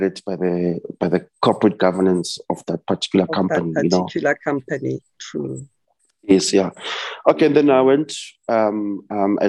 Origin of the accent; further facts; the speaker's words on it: Vosloorus, Gauteng, South Africa; moved away as an adult; now in Sandton, South Africa; I was born and raised in the East Rand, Vosloorus